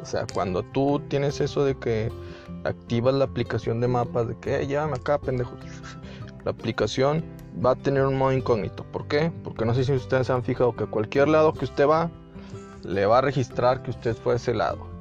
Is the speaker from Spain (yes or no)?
no; Mexico; Yo soy mexicano